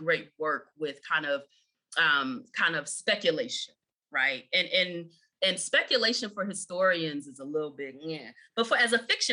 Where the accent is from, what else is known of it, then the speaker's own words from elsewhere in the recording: Chicago, Illinois, United States; I grew up in Chicago